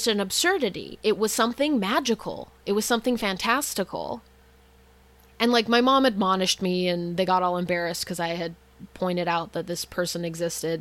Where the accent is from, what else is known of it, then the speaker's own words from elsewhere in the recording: Utah, United States; So as a child, I grew up in Utah, very homogenous place